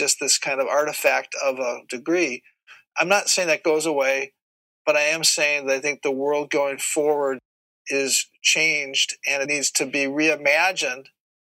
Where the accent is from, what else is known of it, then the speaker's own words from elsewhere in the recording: Minneapolis, Minnesota, United States; I grew up in Minneapolis